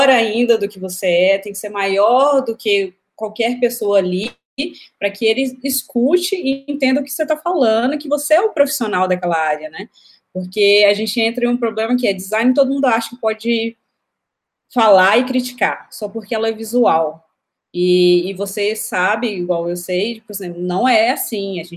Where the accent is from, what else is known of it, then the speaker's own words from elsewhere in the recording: Belo Horizonte, Minas Gerais, Brazil; Belo Horizonte.